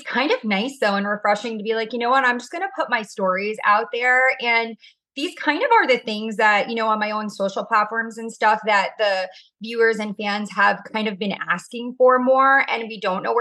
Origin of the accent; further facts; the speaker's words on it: Orange County, California, United States; I am obviously from Orange County